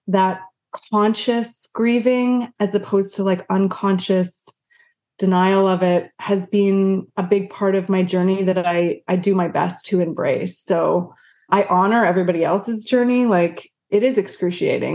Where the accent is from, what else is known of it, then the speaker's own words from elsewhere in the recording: Vancouver, British Columbia, Canada; moved away as an adult; now in United States; I was from Vancouver